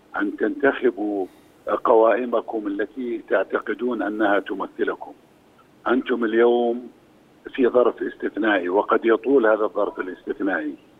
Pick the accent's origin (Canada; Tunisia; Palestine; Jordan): Jordan; انا اردني فانا فلسطيني